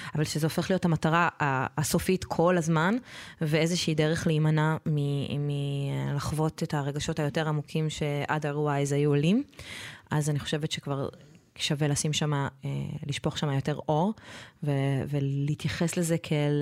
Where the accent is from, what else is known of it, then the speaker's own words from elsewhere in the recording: Israel; אני גדלתי בקיבוץ